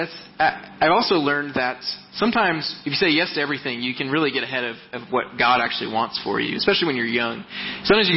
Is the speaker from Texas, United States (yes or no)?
yes; Texas, United States; moved away as an adult; also born or lived in Mississauga, Canada; I'm originally from Texas